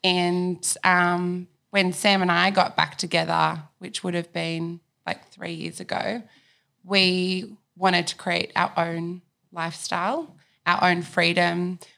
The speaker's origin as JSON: {"language": "English", "town": "Sydney", "region": "New South Wales", "country": "Australia", "tie": "born or raised there", "said": "I'm from Sydney. You're from Sydney? Yeah, born and raised, Northern Beaches."}